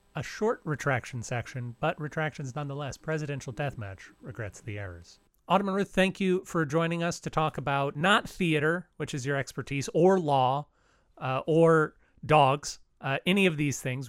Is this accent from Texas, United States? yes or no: yes; Texas, United States; I'm from Texas